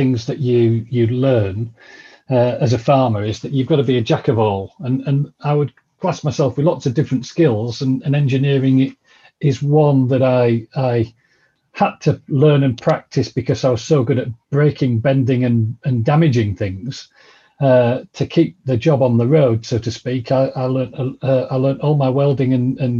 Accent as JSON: {"language": "English", "area": "Vale of York", "region": "Yorkshire and the Humber", "country": "United Kingdom", "tie": "born or raised there", "said": "I'm a Yorkshire lad, born and bred. Come from the Vale of York"}